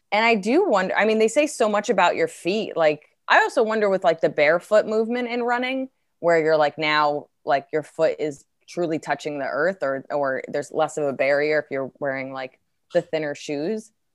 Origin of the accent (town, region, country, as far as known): New Jersey, United States; accent: Jersey; moved away